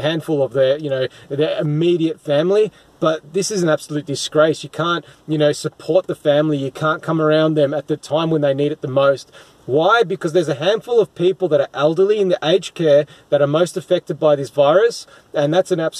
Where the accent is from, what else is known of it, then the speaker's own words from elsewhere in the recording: Melbourne, Victoria, Australia; my hometown in Melbourne, in Victoria, Australia